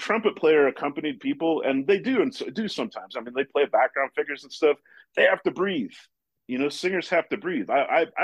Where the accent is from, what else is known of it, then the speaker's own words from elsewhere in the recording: Portland, Oregon, United States; moved away; also born or lived in New York / Santa Fe; I grew up in Portland, Oregon